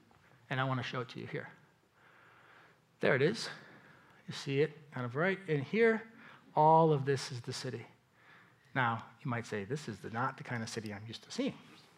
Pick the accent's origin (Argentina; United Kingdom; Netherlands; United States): United States; East Coast; I'm from the East Coast, I barely know what to wear.